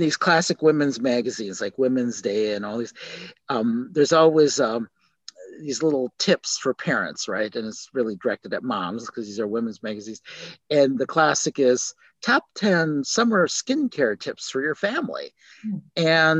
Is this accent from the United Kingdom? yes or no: no; South Korea; born there; Yeah, I was born in Korea.